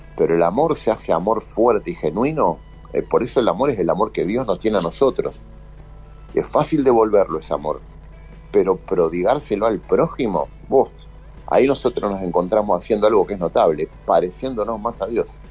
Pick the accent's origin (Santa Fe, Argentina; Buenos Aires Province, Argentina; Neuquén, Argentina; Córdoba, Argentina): Santa Fe, Argentina; Rosario; moved away